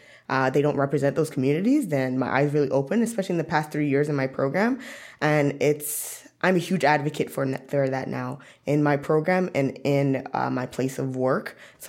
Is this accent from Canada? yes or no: yes; Scarborough, Ontario, Canada; born there; now in Ottawa, Canada; I was born in Scarborough, but here I am 5 years later in Ottawa.